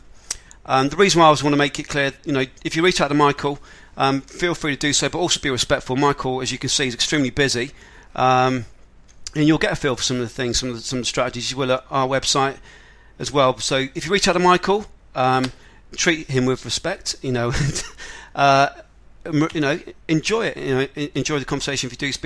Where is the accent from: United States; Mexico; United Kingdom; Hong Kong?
United Kingdom; England; I'm not from Australia, from England